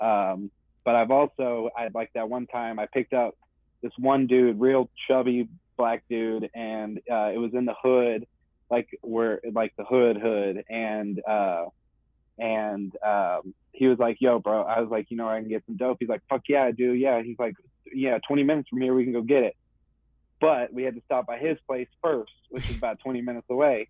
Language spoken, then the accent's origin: English; Dallas, Texas, United States; I'm from Dallas